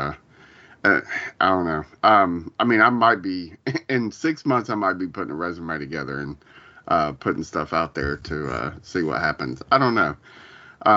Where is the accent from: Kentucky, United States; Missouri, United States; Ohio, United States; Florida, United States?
Ohio, United States; Columbus; when I moved from there back to Columbus, my hometown